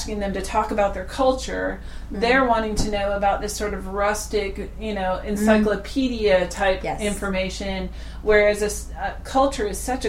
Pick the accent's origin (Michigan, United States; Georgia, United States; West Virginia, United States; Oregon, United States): Michigan, United States; Holland; I've never been to the Netherlands, but I was raised in Holland, Michigan.